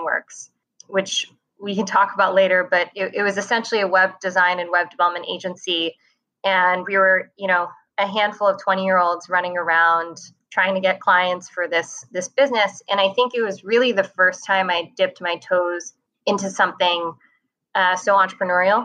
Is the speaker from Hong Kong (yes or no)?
yes; Hong Kong; moved away as an adult; also born or lived in Taipei, Taiwan; So I grew up in Hong Kong. I was born in Taipei and we moved to Hong Kong when I was two.